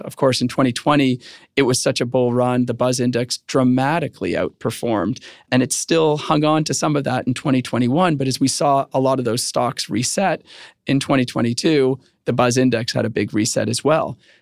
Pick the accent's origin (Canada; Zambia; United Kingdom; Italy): Canada; I am Canadian